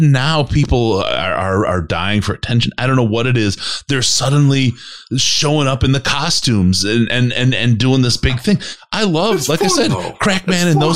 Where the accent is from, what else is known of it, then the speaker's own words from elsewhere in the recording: Green Bay, Wisconsin, United States; I grew up in Green Bay, and I'm not a Green Bay fan.